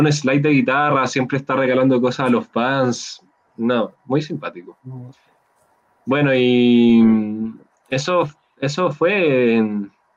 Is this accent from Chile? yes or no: yes; Chile; yo dije que era de Chile